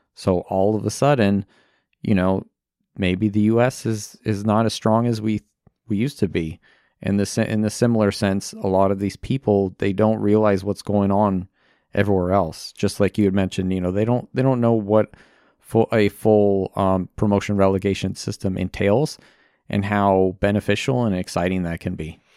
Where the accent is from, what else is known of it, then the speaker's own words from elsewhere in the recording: United States; I am American